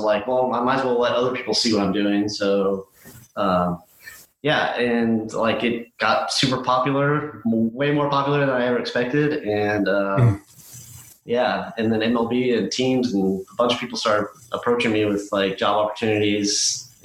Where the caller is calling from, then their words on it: Houston, Texas, United States; I am joining you from Houston, Texas.